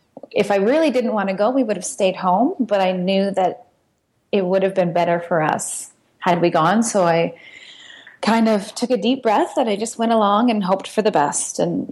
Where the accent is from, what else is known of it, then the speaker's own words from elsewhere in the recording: Canada; also born or lived in France; now in Indonesia; Yeah, I came from Canada. My husband did as well. We lived in France. Now we lived in Indonesia.